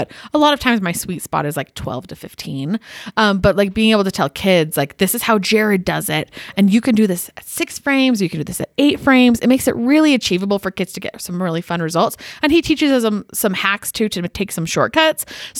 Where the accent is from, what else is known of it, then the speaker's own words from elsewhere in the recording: Canada; Which I'm also Canadian.